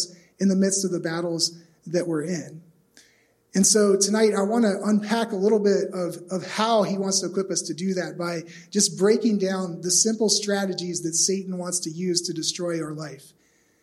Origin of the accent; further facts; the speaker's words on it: East Coast, United States; also born or lived in Phoenix, Arizona; I'm from the East Coast